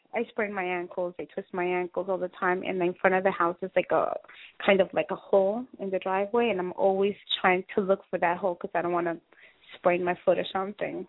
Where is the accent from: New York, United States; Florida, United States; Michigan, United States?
New York, United States; I was raised in New York